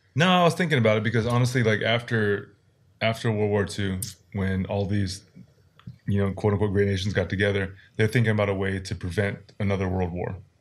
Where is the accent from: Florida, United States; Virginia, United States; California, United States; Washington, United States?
Washington, United States; now in South Korea; the state where we were born